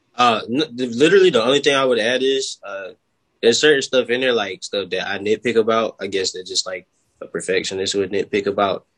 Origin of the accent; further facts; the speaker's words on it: Florence, South Carolina, United States; I'm from Florence, South Carolina.